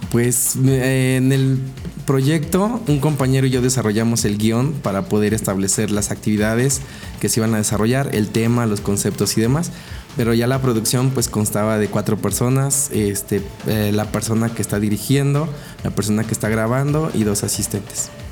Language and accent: Spanish; Tehuacán, Puebla, Mexico; moved away as an adult; also born or lived in Cuesta Blanca, Puebla; de los siete años eh, a los dieciocho, viví en la ciudad de, de Tehuacán, en donde estudié gran parte de mi vida ahí.